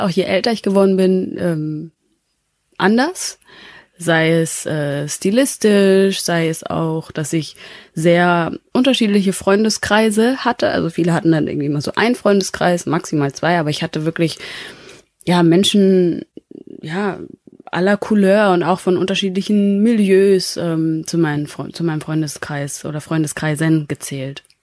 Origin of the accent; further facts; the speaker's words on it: Bavaria, Germany; also born or lived in Rubaga, Uganda; ich komme aus, äh, aus Bayern